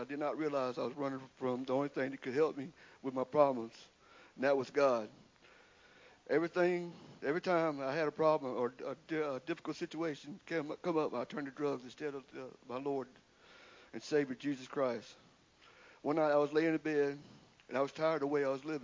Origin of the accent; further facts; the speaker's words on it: Windsor, South Carolina, United States; I'm from Windsor, South Carolina. I have three sisters, Lisa, Alice, and Nancy. We grew up in a normal household